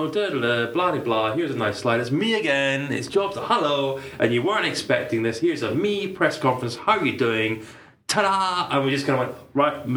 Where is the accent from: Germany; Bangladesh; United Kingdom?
United Kingdom; me being British